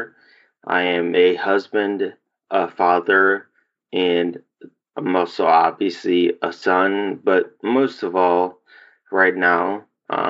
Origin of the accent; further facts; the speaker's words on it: Homewood, Illinois, United States; also born or lived in Chicago, Illinois; We lived there from age of like four until I graduated high school.